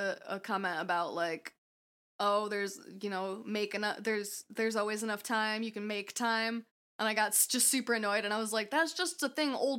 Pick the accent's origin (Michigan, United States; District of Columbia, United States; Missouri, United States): Michigan, United States; also born or lived in California; I'm not Dutch, I'm just saying this because I grew up in Michigan.